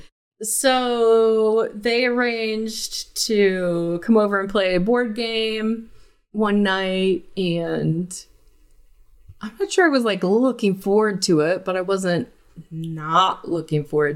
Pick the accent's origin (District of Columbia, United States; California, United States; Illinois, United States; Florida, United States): California, United States; Huntington Beach; moved away as an adult; also born or lived in Utah; I grew up in Huntington Beach, California.